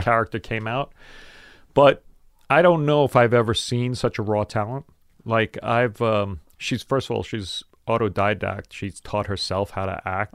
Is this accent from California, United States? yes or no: no; New York City, New York, United States; I grew up in South Brooklyn